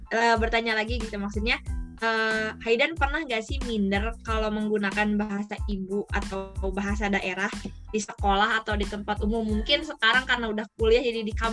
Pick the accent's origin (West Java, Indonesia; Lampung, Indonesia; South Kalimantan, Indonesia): West Java, Indonesia; first language Sundanese; di rumah mama apa apa Sunda saya juga Sunda gitu kadang-kadang pakai bahasa Indonesia gak apa-apa bahasa ibu